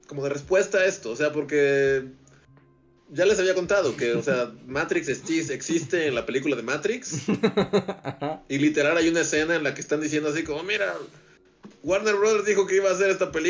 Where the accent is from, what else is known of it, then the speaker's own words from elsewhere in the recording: Zacazonapan, State of Mexico, Mexico; nací yo, nací, soy de Sacazonapan, sí, donde, crecí.